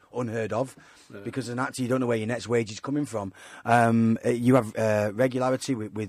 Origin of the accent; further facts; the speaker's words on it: Manchester, North West England, United Kingdom; I come from Manchester.